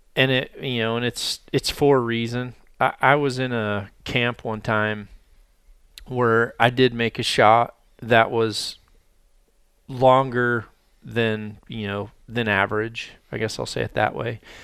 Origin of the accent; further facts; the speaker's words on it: Mississippi Delta, United States; moved away; where I was from the Mississippi Delta